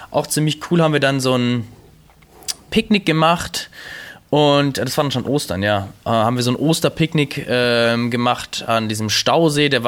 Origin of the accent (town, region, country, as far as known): Germany